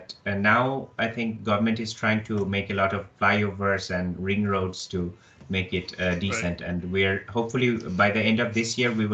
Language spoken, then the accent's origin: English; Dhaka, Dhaka Division, Bangladesh; also born or lived in Purdue, United States; I was born in Dhaka, which is the capital city of Bangladesh